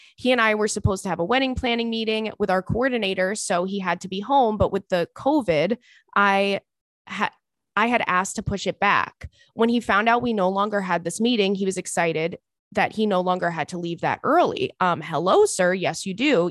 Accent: Long Island, New York, United States; now in Brooklyn, United States; I grew up on Long Island, so I've, like, been, you know, living in New York my whole life, but I moved to Brooklyn in, in, in two thousand and eight.

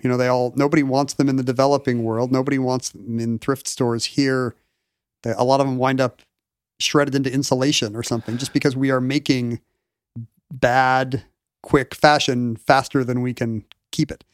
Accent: South Korea; moved away; growing up in South Korea in the early to mid-eighties

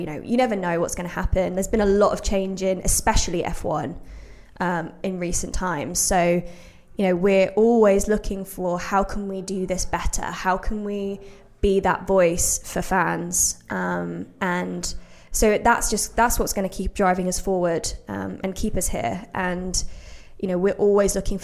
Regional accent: Brixworth, East Midlands, United Kingdom; I grew up in Brixworth as well, which is just north of Northampton

